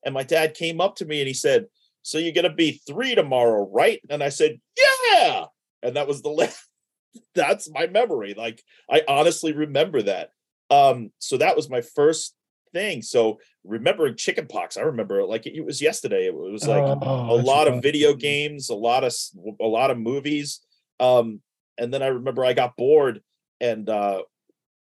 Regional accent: New York City, New York, United States; moved away as an adult; also born or lived in Floral Park, New York; So the first, 23 years of my life was in New York. I started out in Sheepshead Bay, Brooklyn. I was there for about 7 years.

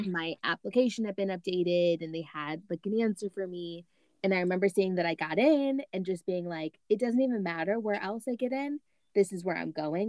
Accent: Michigan, United States; I was born and raised in Michigan, but my parents are from Louisiana

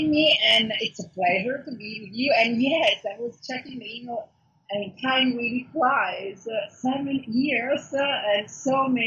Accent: Milan, Lombardy, Italy; moved away as an adult; now in Los Angeles, United States; okay, so I'm Italian. So I was born and raised in Italy, in Milano. And then I decided 10 years ago, oh my God, it really flies, to move to California, to Los Angeles

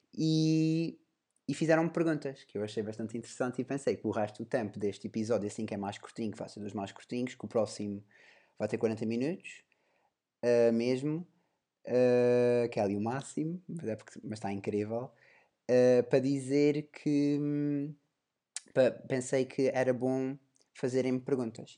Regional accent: Portugal; sou português

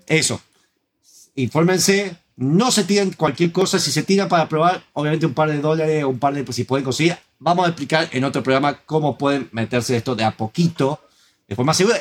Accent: Argentina

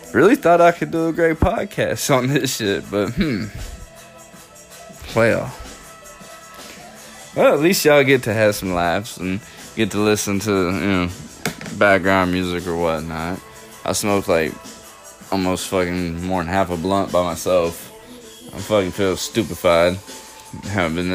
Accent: the South, United States; I'm from the South

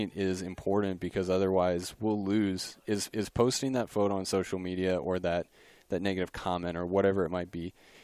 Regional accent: Pennsylvania, United States; moved away; I grew up in Pennsylvania

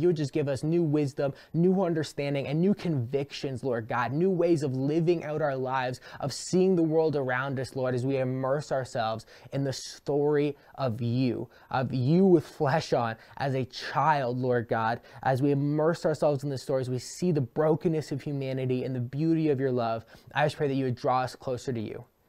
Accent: Brantford, Ontario, Canada; my hometown of Brantford

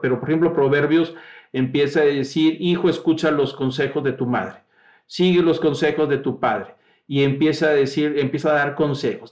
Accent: Mexico; el registro civil nuestro, que nos identifica como mexicanos

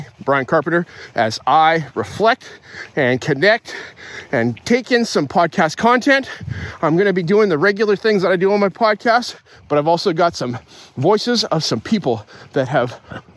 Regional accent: Calgary, Alberta, Canada; now in Lower Mainland, Canada; where I grew up in Calgary

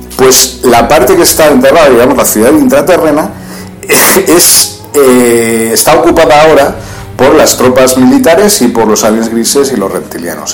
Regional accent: Spain; now in Libya; yo tampoco en mi país

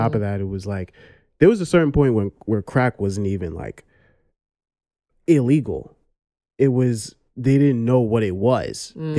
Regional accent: New York City, New York, United States; I grew up in Brooklyn.

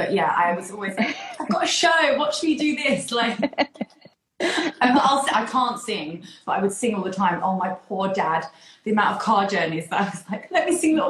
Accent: Essex, East of England, United Kingdom; growing up in Essex

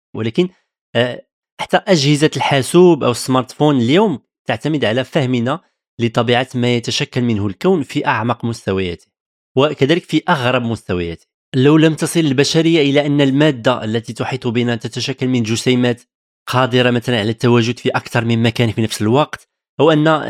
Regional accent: Tangier, Tanger-Tetouan-Al Hoceima, Morocco; moved away as an adult; now in France; ازددت ونشأت في مدينة طنجة شمال المغرب

